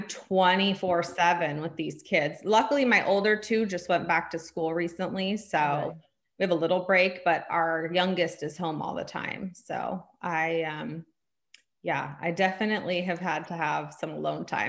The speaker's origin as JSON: {"language": "English", "area": "San Francisco Bay Area", "region": "California", "country": "United States", "tie": "born or raised there", "moved": "as an adult", "lives_now": "Sacramento, United States", "said": "I grew up in the San Francisco Bay Area"}